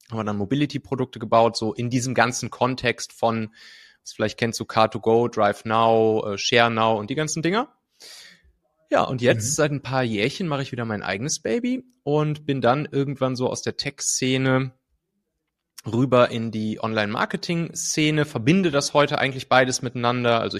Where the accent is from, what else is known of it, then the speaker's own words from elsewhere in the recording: North Rhine-Westphalia, Germany; Also ich komme ja aus dem Rheinland, so aus der Kölner Gegend, äh, habe dann da ja ziemlich behütet auf dem, auf dem Land bin ich aufgewachsen, so zwischen Köln und Bonn.